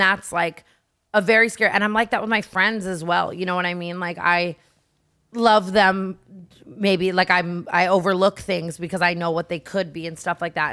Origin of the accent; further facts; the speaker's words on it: Las Vegas, Nevada, United States; now in Los Angeles, United States; I grew up in Vegas